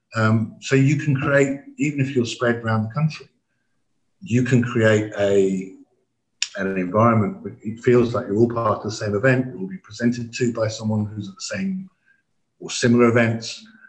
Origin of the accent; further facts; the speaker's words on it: England, United Kingdom; we didn't speak anything but English, being English